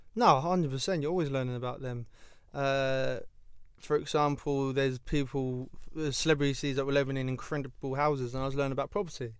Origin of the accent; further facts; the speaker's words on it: London, United Kingdom; I grew up in Ealing where Ealing was half posh